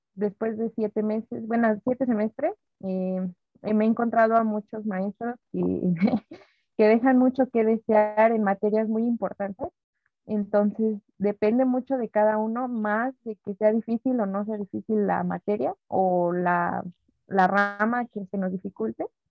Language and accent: Spanish; Mexico